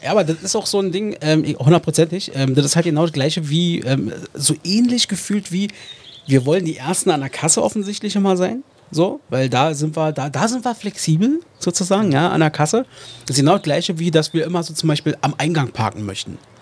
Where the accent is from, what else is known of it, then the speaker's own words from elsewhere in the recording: Germany; als Deutsche